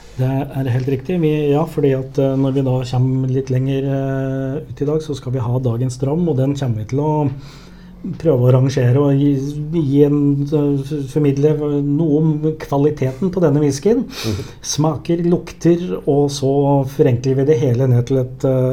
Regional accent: Hedmarken, Innlandet, Norway; accent: Hedmark dialect; moved away; jeg, er jo fra Hedmarken. Og jeg har heller ikke bodd på Hedmarken siden før år 2000.

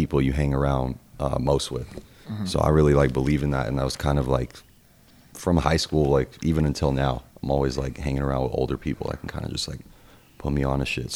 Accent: Los Angeles, California, United States; I grew up in the Valley in Encino.

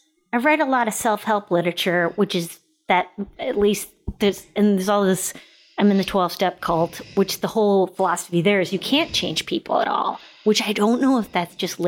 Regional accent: Midwest, United States; I was raised in the Midwest in the 80s or 70s and 80s

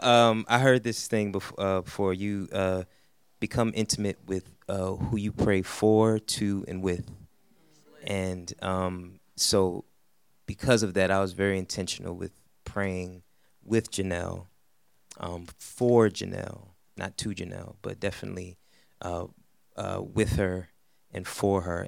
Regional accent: New York City, New York, United States; I'm from Brooklyn

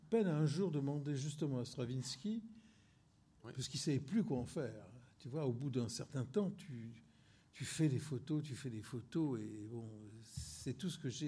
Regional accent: Corsica, France; je suis un feignant, je suis corse, moi

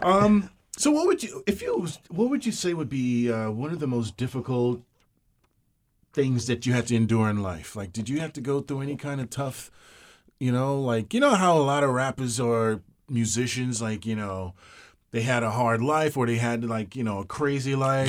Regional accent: Georgetown, Guyana; also born or lived in Brooklyn, New York; now in United States; I'm a hundred percent West Indian. I'm Guyanese

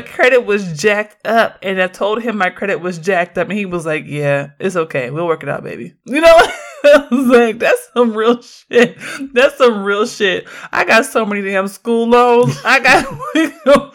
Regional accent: Oakland, California, United States; I grew up in Oakland

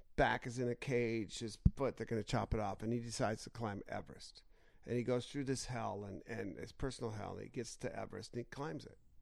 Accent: United States; I'm an American and proud American

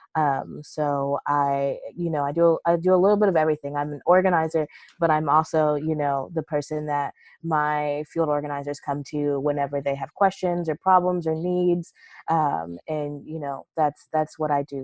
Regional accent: Charleston, South Carolina, United States; I'm from South Carolina originally. I was born and raised in Charleston

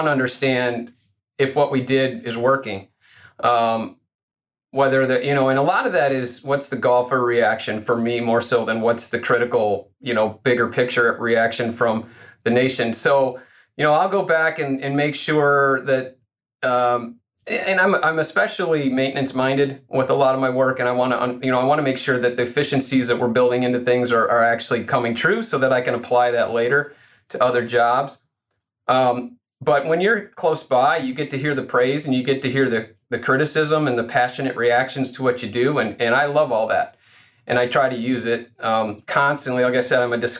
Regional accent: Rochelle, Illinois, United States; now in Park Ridge, United States; my hometown, I'm from Rochelle. It's a town north central Illinois, just west of DeKalb

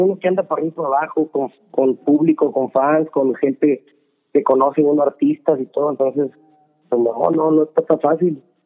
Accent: Sonora, Mexico; moved away; de donde yo crecí en México, en Sonora

